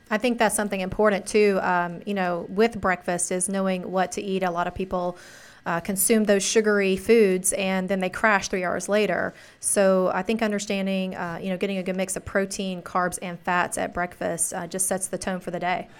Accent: the South, United States; I'm from the South

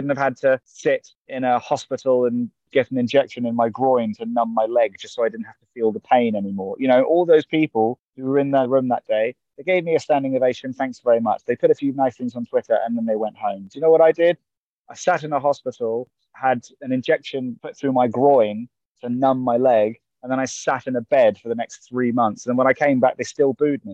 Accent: Cambridge, East of England, United Kingdom; my hometown, Cambridge

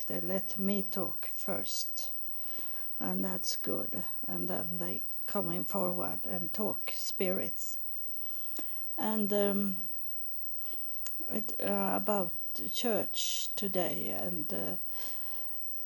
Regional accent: Sweden; moved away; I'm from Sweden

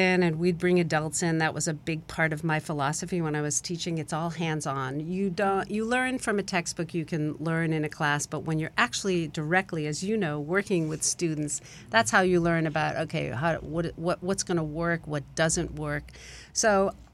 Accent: New England, United States; I'm from New England, University of Massachusetts

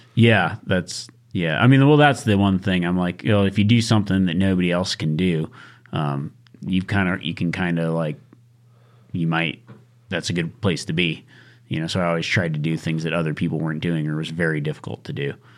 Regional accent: Nevada, United States; growing up in Nevada

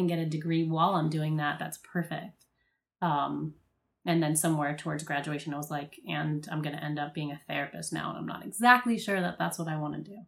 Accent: Miami, Florida, United States; moved away as an adult; also born or lived in New Orleans; I'm from Miami, so we were going to clubs, partying. I was in high school.

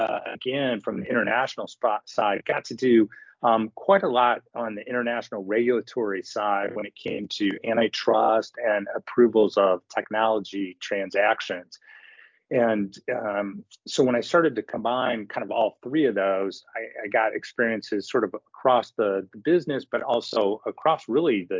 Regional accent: Midwest, United States; also born or lived in Cleveland / Michigan / Chicago; Grew up in the Midwest

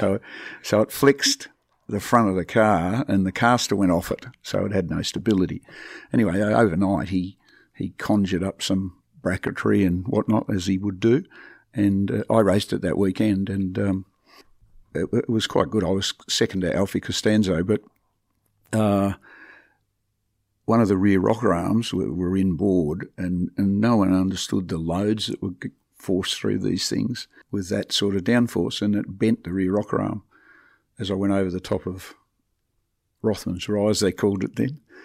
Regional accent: Devonport, Tasmania, Australia; moved away; I would still be living in Devonport

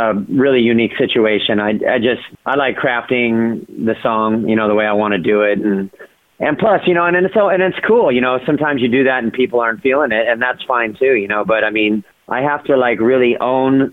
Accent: Orange County, California, United States; I grew up in Orange County, California.

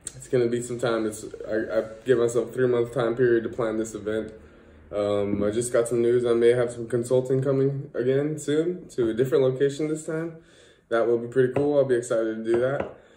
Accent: California, United States; moved away as an adult; now in Netherlands; to go see my family out back in California

